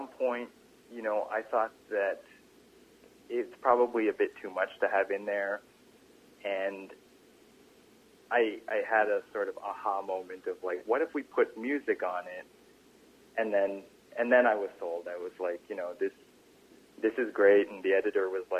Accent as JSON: {"language": "English", "country": "Canada", "said": "we're Canadian"}